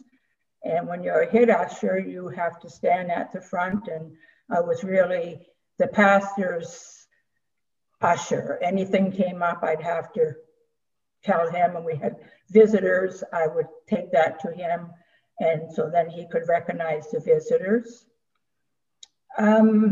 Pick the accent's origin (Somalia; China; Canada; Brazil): Canada; Amherst, Nova Scotia; moved away as an adult; also born or lived in Scarborough, Ontario; I was born and raised in Amherst, Nova Scotia